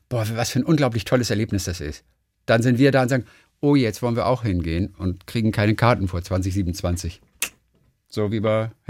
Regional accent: Berlin, Germany; Ich als Berlinerin hab's da ja eh leichter, denn bei mir ist ja egal, ob sie uff sind oder uff machen, alles wurscht.

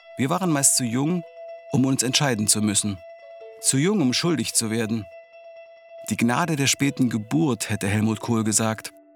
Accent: Halle, Saxony-Anhalt, Germany; moved away as an adult; also born or lived in Berlin; Meine Eltern blieben in Halle. Ich ging nach dem Abitur nach Berlin

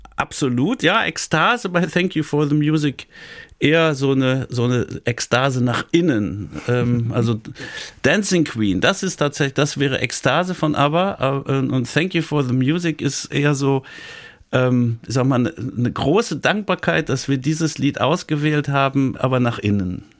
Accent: Dortmund, North Rhine-Westphalia, Germany; moved away as an adult; now in Siegen, Germany; gebürtiger Dortmunder

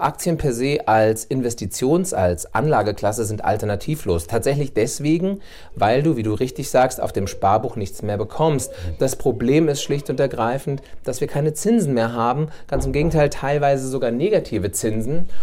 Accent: Bad Vilbel, Hesse, Germany; also born or lived in Hanau / Berlin; bin ich wieder zurückgekommen in meine Heimatstadt nach Bad Vilbel

